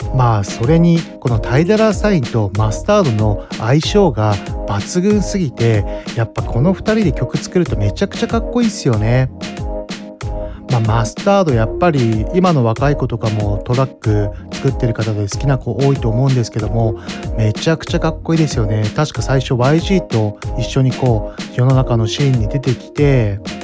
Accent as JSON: {"language": "Japanese", "town": "Mito", "region": "Ibaraki", "country": "Japan", "tie": "born or raised there", "said": "私、双葉台出身なんで"}